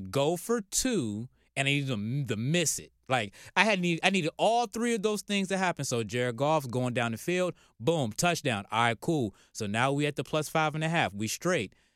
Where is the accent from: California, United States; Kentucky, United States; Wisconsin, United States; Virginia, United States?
Virginia, United States; now in Atlanta, United States; I'm from Virginia